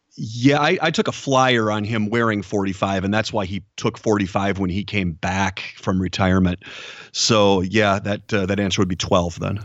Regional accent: Minneapolis, Minnesota, United States; moved away as an adult; now in Charlotte, United States; I'm originally from the Minneapolis, Minnesota area

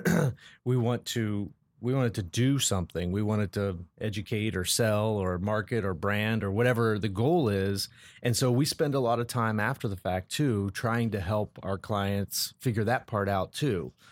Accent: Colorado, United States; now in Columbus, United States; I was born and raised in Colorado

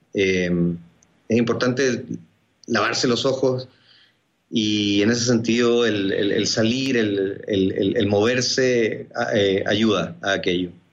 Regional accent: Chile; also born or lived in Argentina; Yo nací en Argentina, pero soy chileno. Viví un año y medio en Argentina y luego crecí en Chile

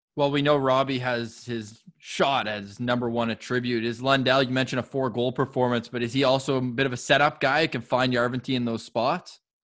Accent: Canada; maybe being Canadian helps

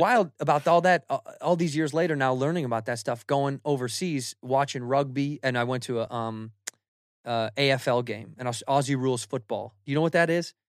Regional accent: United States; as an American

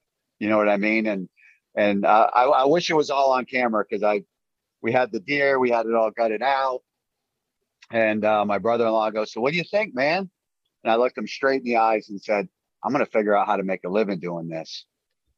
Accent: Maine, United States; I've even shot a bear in my home state

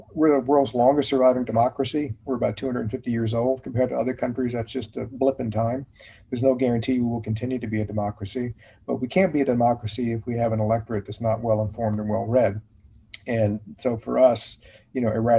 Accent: Richmond, Virginia, United States; moved away as an adult; also born or lived in Charlottesville, Virginia / Washington, District of Columbia, United States; I grew up in Richmond, Virginia, so the capital, and was there until I went to college at VCU in Richmond.

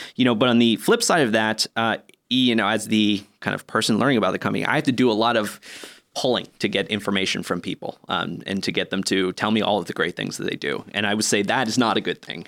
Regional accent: Northeast US, United States; moved away as an adult; also born or lived in Boston / New York / San Francisco, California; now in Helsinki, Finland; I grew up in the Northeast of the U S, in Boston, um, in New York

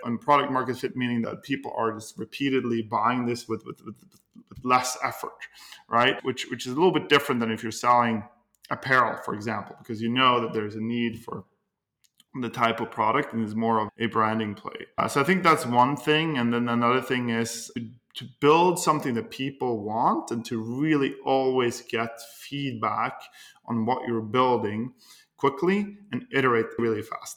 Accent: Norway; moved away as an adult; now in United States; I'm originally from Norway and I came to the United States uh, a little over 10 years

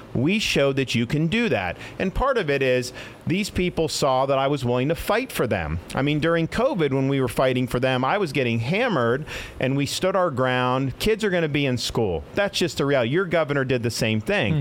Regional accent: Florida, United States; When I was growing up in Florida

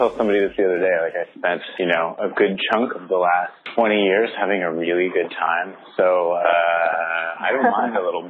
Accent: San Diego, California, United States; San Diego? Which is my hometown, by the way.

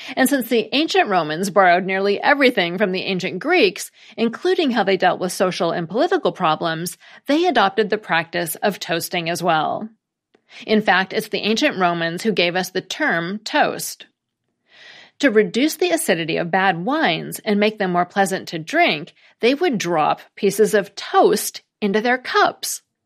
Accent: United States; as an American

